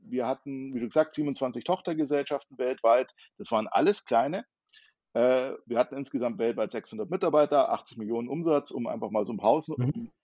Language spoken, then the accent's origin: German; near Munich, Bavaria, Germany; ich komme aus der Nähe von München.